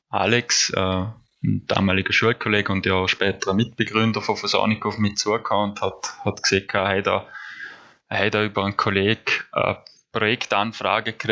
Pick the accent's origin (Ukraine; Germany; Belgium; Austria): Austria; Nüziders, Vorarlberg; Ich komme ursprünglich aus Nützerdorf. Ich bin dort aufgewachsen, gemeinsam mit meinen drei Geschwister im, im Haus, das meine Großeltern gebaut haben.